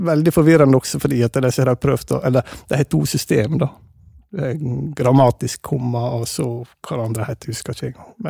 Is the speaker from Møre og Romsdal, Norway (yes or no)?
yes; Hovdebygda, Møre og Romsdal, Norway; accent: Sunnmøre dialect; moved away; also born or lived in Denmark; Og som en hører kanskje, så er jeg sunnmøring. Så jeg snakker eh, sunnmørsdialekt, mer bestemt eh, Hovdebygding. Det er der jeg kommer fra.